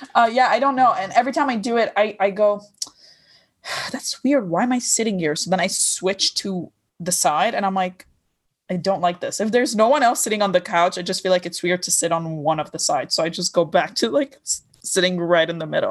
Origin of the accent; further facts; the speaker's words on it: Lebanon; accent: Lebanese; English is a second language; moved away; I did grow up in Lebanon